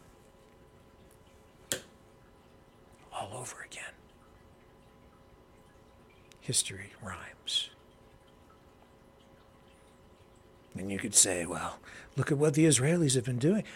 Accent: Canada; I'm from Canada

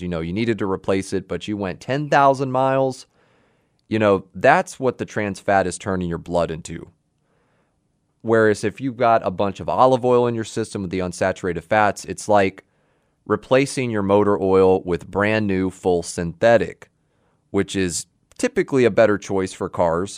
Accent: Houston, Texas, United States; I'm a native Texan. I was born right here in Houston

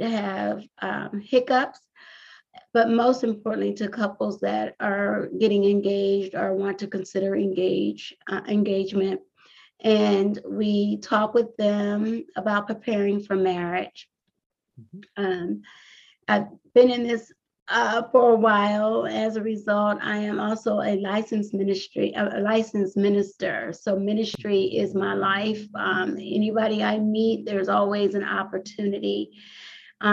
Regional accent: Compton, California, United States; moved away as an adult; now in Washington DC metropolitan area, United States; I'm originally from Compton, California

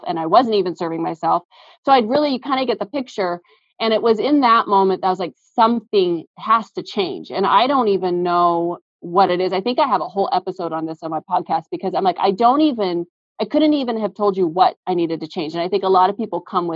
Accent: Seattle, Washington, United States; We've both been born and raised in the Seattle area

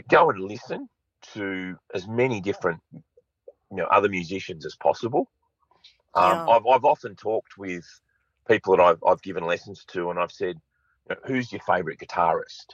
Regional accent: Sydney, New South Wales, Australia; I grew up in Sydney's North.

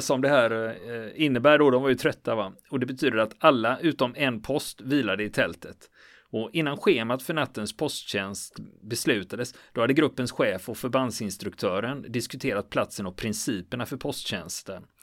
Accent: Gothenburg, Västra Götaland, Sweden; Jag är göteborgare

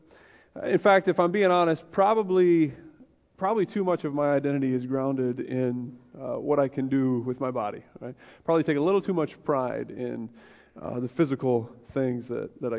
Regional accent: United States; I'm American

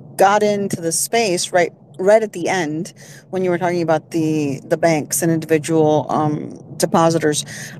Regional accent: Florida, United States; I'm from Florida.

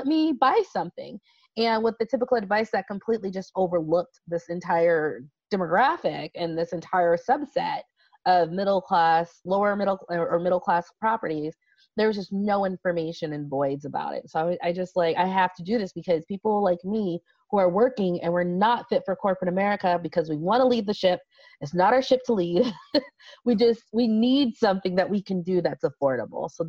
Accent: Las Vegas, Nevada, United States; So I was from Vegas.

